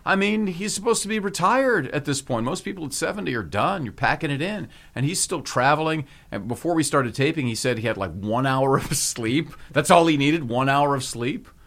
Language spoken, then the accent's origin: English; Hawaii, United States; I'm from Hawaii